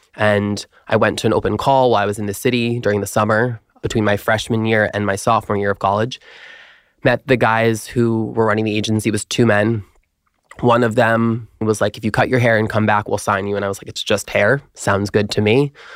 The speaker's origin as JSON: {"language": "English", "area": "Long Island", "region": "New York", "country": "United States", "said": "I'm originally from Long Island, New York"}